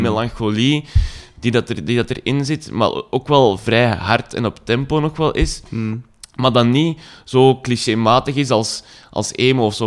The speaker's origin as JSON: {"language": "Dutch", "area": "Zanto", "region": "Flanders", "country": "Belgium", "moved": "yes", "said": "ik ben van Zanto oorspronkelijk, dat ligt zo tegen Lier en Herentals"}